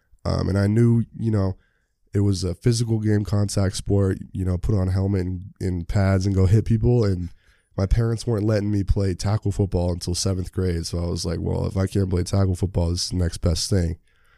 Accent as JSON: {"language": "English", "town": "Sammamish", "region": "Washington", "country": "United States", "said": "I'm from Sammamish, Washington, about 30 minutes outside of Seattle."}